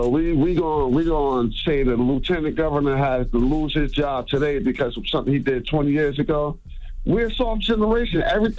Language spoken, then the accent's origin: English; New Jersey, United States; I'm from Jersey. I'm from East North, New Jersey.